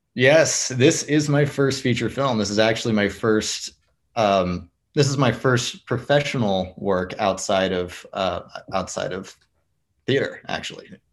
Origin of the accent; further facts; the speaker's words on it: Fort Worth, Texas, United States; i grew up in the fort worth area